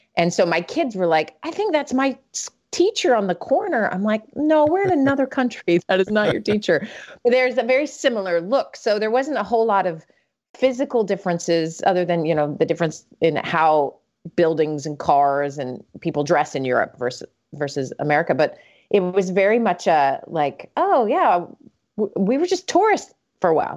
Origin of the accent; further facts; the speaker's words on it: Salt Lake City, Utah, United States; moved away as an adult; also born or lived in Vermont / Atlanta, Georgia / Sweden; now in Minnesota, United States; I was born and raised in Salt Lake City